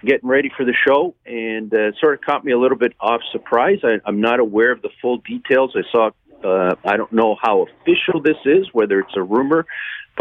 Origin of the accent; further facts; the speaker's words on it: Canada; as a Canadian baseball fan